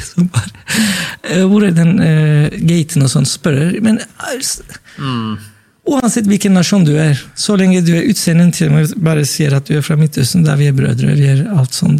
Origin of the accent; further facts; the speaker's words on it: Turkey; now in Norway; jeg sa jeg er fra Tyrkia